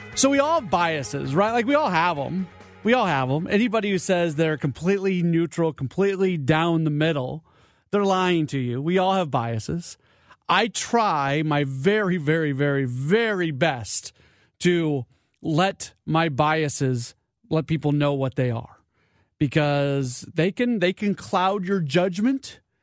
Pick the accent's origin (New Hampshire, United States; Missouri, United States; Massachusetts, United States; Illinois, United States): Missouri, United States; St. Louis; moved away as an adult; also born or lived in Wisconsin; I grew up in St. Louis